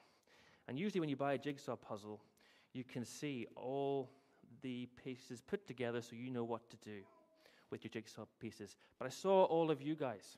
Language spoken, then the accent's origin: English; Northern Ireland, United Kingdom; moved away; growing up in Northern Ireland, I went to my old church last week.